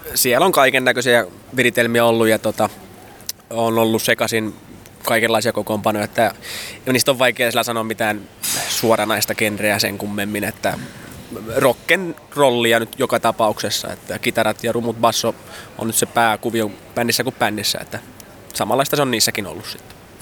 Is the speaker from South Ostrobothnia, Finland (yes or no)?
yes; South Ostrobothnia, Finland; Etelä-Pohjanmaa on se, mistä me ollaan kotoisin